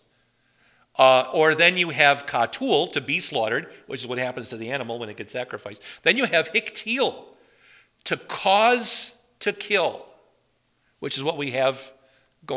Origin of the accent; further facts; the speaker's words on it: Madison, Wisconsin, United States; I grew up near Madison, Wisconsin